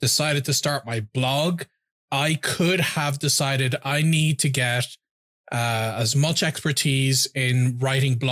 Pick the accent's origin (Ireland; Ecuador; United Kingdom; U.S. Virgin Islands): Ireland; I'm from Ireland.